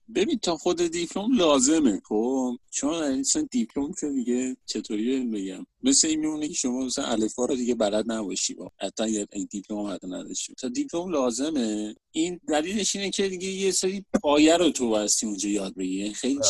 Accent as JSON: {"language": "Persian", "town": "Shahr-e Rey", "region": "Tehran Province", "country": "Iran", "tie": "born or raised there", "said": "از بچگی از اون موقعی که به دنیا اومدم ساکن شهرره بودم"}